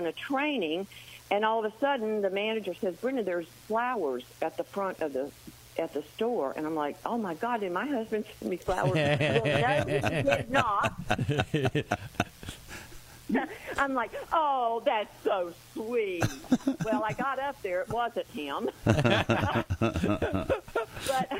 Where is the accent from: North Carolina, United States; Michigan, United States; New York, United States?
North Carolina, United States; I'm from North Carolina.